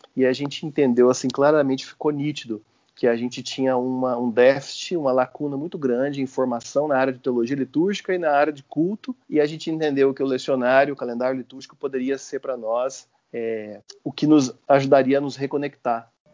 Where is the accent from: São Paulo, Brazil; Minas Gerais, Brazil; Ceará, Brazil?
Minas Gerais, Brazil; Uberlândia; moved away as an adult; now in Goiânia, Brazil; Sou mineiro de Berlândia, estou em Goiás tem 15 anos. Cresci num, num, ambiente da Igreja Metodista, em Uberlândia